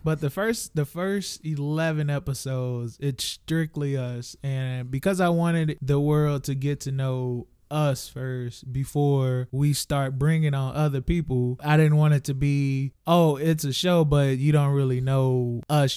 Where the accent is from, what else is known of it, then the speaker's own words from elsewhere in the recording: St. Louis, Missouri, United States; we are from Saint Louis